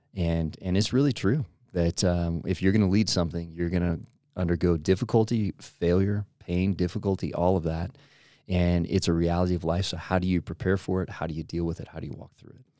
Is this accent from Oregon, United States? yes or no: yes; Portland, Oregon, United States; I grew up in Portland, Oregon area